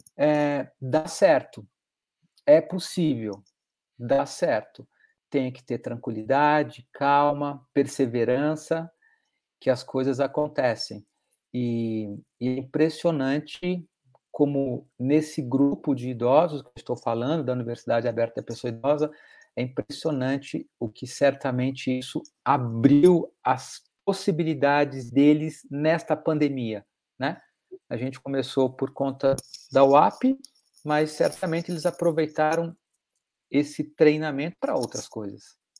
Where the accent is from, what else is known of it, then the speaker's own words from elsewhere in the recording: Belo Horizonte, Minas Gerais, Brazil; eu fui criado em Minas Gerais, em Belo Horizonte